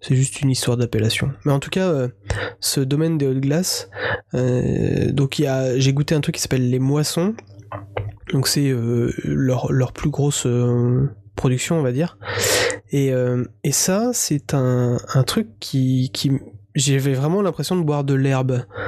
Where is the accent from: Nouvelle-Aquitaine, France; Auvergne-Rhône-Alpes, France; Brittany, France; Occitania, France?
Brittany, France; Breton; en tant que breton